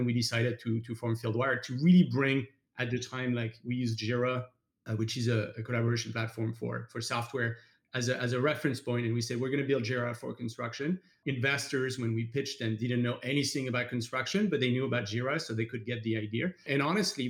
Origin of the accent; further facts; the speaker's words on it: France; moved away as an adult; now in United States; I'm French, obviously. I grew up in France, came to the US about 14 years ago when I studied construction at Stanford.